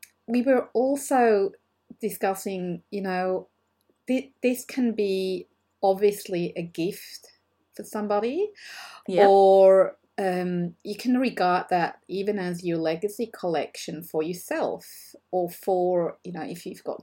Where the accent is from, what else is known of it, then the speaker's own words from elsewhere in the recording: Switzerland; moved away as an adult; now in Australia; I'm originally from Switzerland and that we've moved to Australia in 2007.